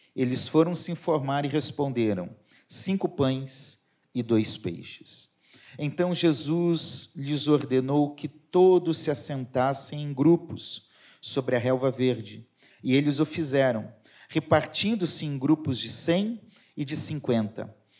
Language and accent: Portuguese; Curitiba, Paraná, Brazil; now in Rio de Janeiro, Brazil; Eu sou curitibano